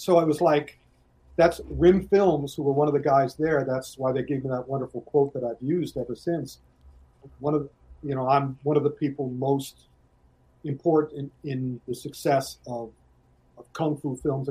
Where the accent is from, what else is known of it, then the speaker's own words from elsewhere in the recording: United States; I'm honest, I am the American guy.